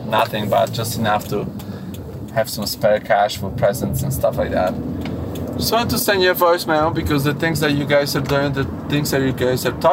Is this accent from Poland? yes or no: yes; Poland; moved away as an adult; also born or lived in Boston / Lowell; now in Massachusetts, United States; I was born and raised in Poland, and I came to US when I was 22